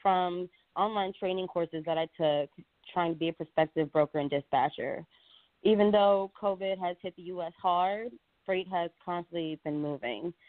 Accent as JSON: {"language": "English", "town": "Orlando", "region": "Florida", "country": "United States", "also_born_or_lived": "Louisiana", "moved": "as an adult", "said": "I'm originally from Orlando, Florida. Since I graduated from high school"}